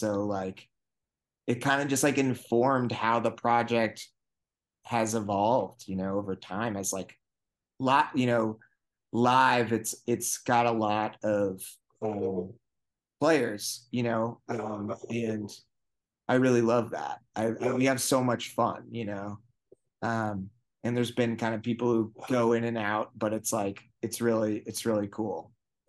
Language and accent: English; Vermont, United States; I was like, I'm from Vermont.